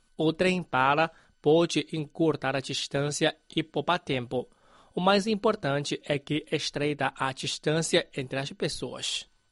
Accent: Nanjing, Jiangsu, China; moved away; quando eu viajei da minha terra natal, em é Nanjing, é, para Beijing

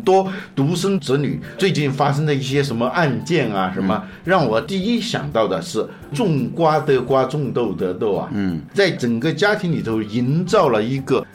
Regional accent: China; 尤其是像我们中国人对他不了解

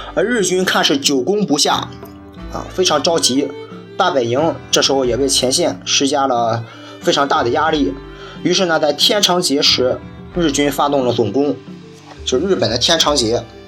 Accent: China; 我们中国人

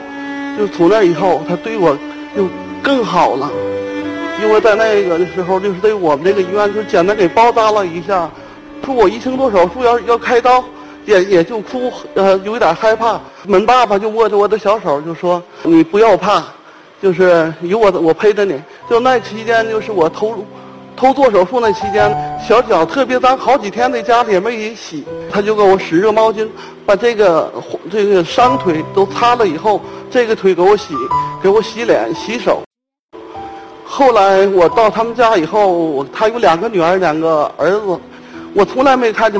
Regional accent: Tangshan, Hebei, China; 我来自河北省唐山市，

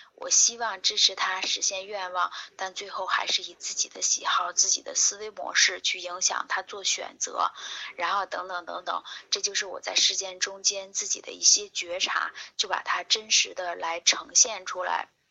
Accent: Hebei, China; 我是河北人，我出生在一个农村，然后呢，我是中专毕业，毕业了之后，呃，我当时学的专业是医学，我学的是病理专业

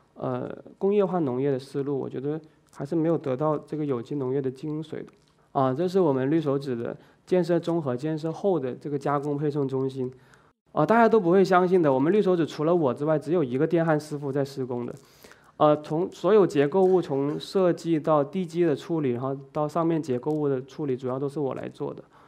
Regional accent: China; now in Zhuhai, China; 你知道我们中国人挺厉害的

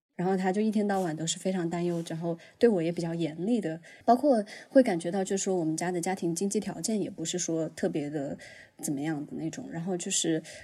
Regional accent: Huanggang, Hubei, China; 我是来自湖北黄冈，我们那边的方言里面就是比如说像我爷爷奶奶会那样叫我

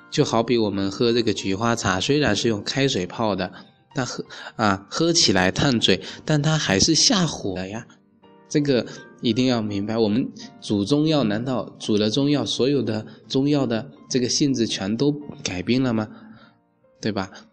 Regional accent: China; 所以我们中国人啊

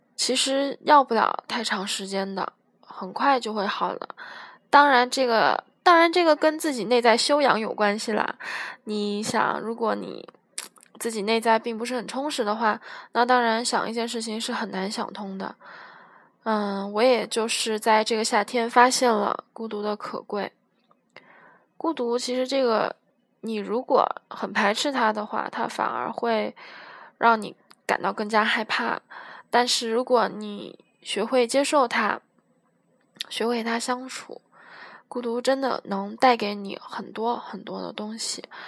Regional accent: Guiyang, Guizhou, China; 我是来自西南的一个省份，贵州的省会城市贵阳的

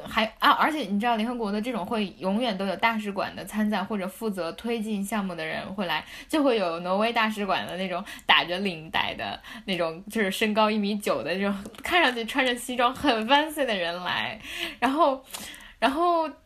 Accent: Tibet, China; moved away; 我是从西藏大山走嗯出哼来的孩子

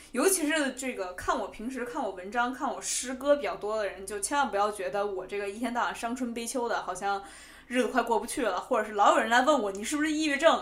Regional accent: Beijing, China; accent: Beijing accent (京腔); moved away as an adult; now in New York, United States; 虽然我是从小在北京长大，所以说话京腔也比较重

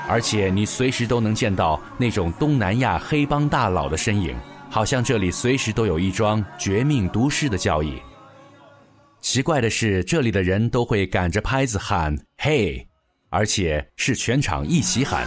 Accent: China; 我们来自中国

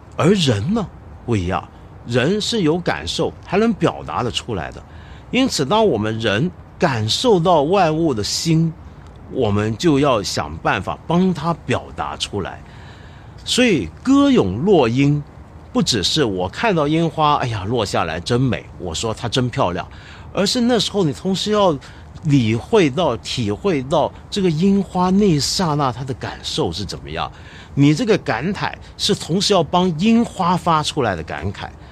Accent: China; 如果让我们中国人写个宫廷小说，那可厉害了

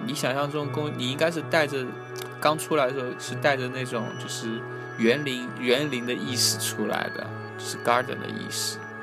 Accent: China; moved away as an adult; now in London, United Kingdom; 我们中国人

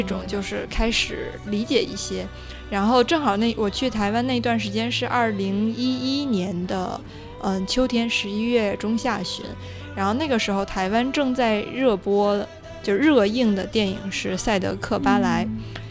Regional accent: China; 我们大陆这边一直称呼的高山族

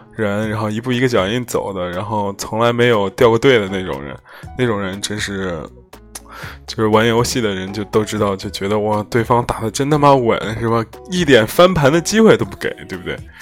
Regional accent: Henan, China; also born or lived in Zhengzhou; 你在郑州说那个，或者河南范围内说这个微信公众号谁做得好，肯定会有我们公司

